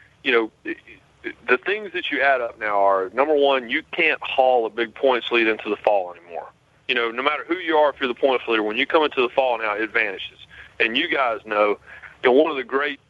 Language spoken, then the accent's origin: English; Rockingham, North Carolina, United States; I grew up in Rockingham